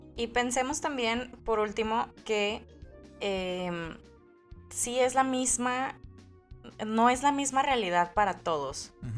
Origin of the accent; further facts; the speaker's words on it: Mexico; si los mexicanos cantáramos